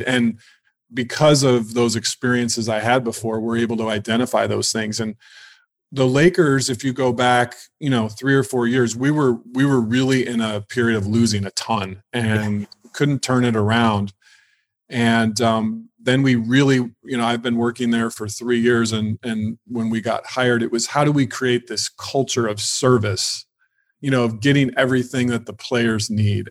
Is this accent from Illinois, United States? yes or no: yes; Illinois, United States; now in Los Angeles, United States; I was raised in Illinois, um, just in a small town